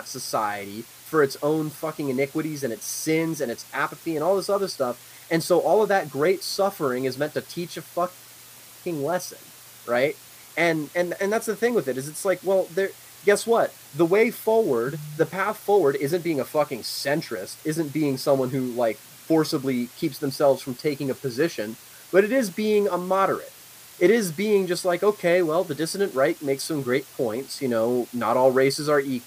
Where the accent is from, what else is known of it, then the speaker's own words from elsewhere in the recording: Northern Virginia, United States; also born or lived in Shenandoah Valley, Virginia; I come from Northern Virginia